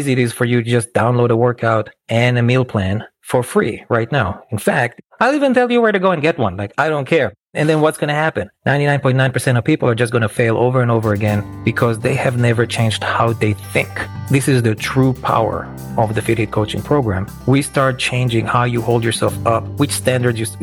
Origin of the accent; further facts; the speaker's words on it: Israel; moved away as an adult; now in New York, United States; I grew up in Israel